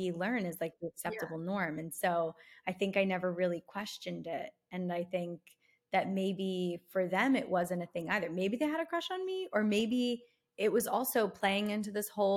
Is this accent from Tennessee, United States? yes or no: no; Philadelphia, Pennsylvania, United States; moved away as an adult; now in Los Angeles, United States; I'm from South Philly and I went to Temple University.